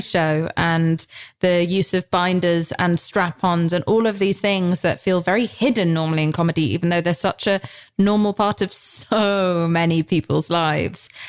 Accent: United Kingdom; I'm British.

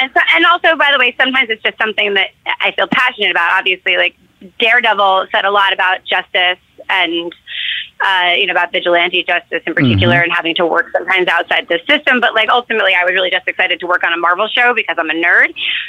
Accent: New York City, New York, United States; I grew up in New York City, so I would text like my movie nerd friend who I grew up

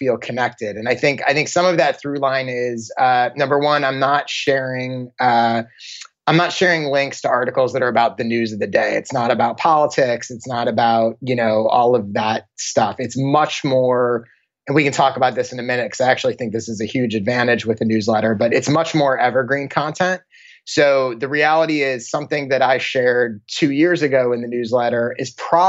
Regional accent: Maryland, United States; moved away as an adult; also born or lived in Chicago, Illinois; now in Los Angeles, United States; Born in Chicago and then high school and college in Maryland, right outside Washington, D.C., and then moved out to LA after college.

